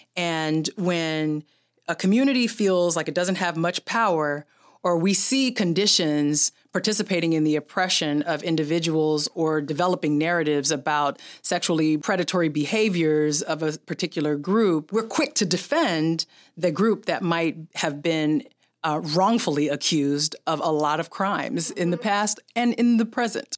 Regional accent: San Francisco, California, United States; I'm from San Francisco

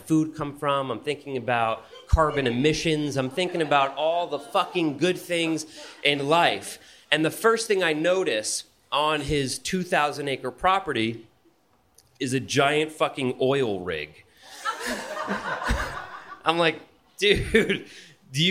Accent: Bergen County, New Jersey, United States; moved away; also born or lived in Los Angeles; I'm from New Jersey. I'm from Bergen County, from the tri-state area

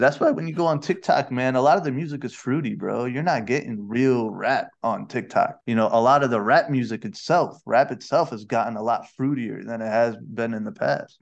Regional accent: Rochester, New York, United States; now in Malaysia; my hometown of Rochester, New York

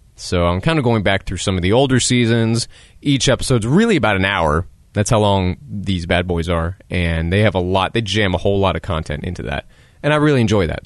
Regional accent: United States; as an American

